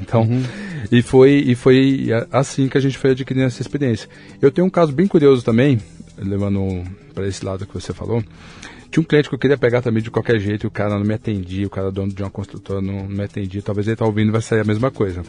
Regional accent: São Paulo, Brazil; Eu sou de São Paulo, né? E nasci há 44 anos

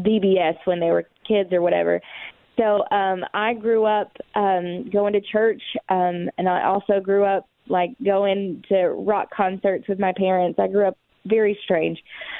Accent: East Tennessee, United States; Growing up in the Bible Belt in East Tennessee

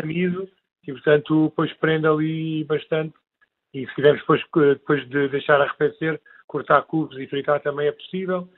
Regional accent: Alentejo, Portugal; somos do Alentejo

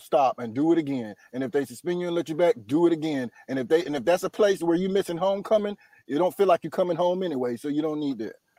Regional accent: Durham, North Carolina, United States; now in Los Angeles, United States; I'm from Durham, North Carolina.

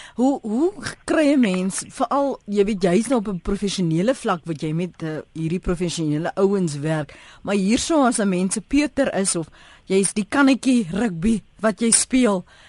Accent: South Africa; ons as Suid-Afrikaners

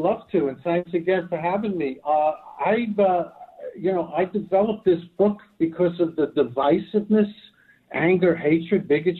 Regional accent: New York City, New York, United States; accent: Brooklyn; I'm from Brooklyn. I talk like I come from Brooklyn, right?

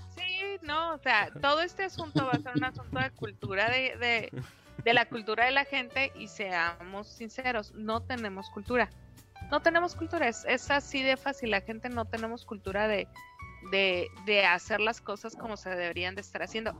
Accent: Mexico; Somos mexicanos

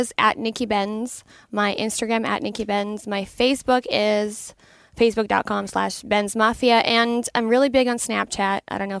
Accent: Canada; I mean, I'm Canadian. I know nothing about football.

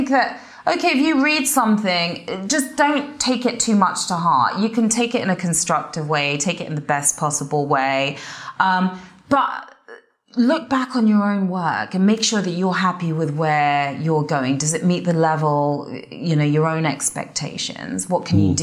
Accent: Watford, East of England, United Kingdom; accent: English; moved away as an adult; also born or lived in Guildford, England; now in United States; growing up in Watford

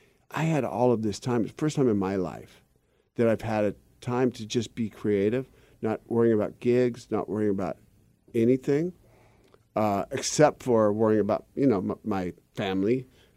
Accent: Seattle, Washington, United States; because of growing up in Seattle, I like the northern climates.

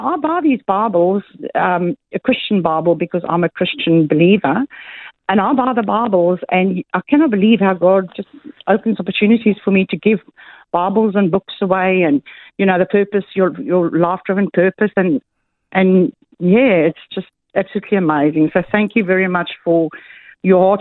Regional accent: South Africa; now in Mackay, Australia; I'm a South African-born Australian and I go back to South Africa to my family as often as I could

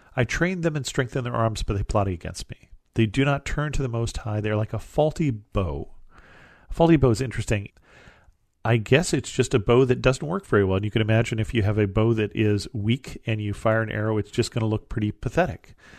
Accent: California, United States; where I live in California

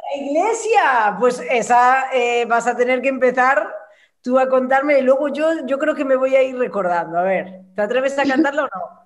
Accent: Santiago de Compostela, Galicia, Spain; moved away; Yo soy gallega, soy de Santiago, y desde que me fui de, Galicia

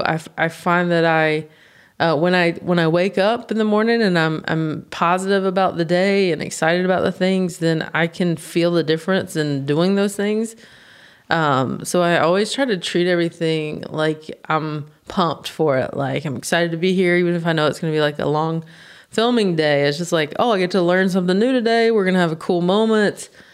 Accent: United States; I'm from the States

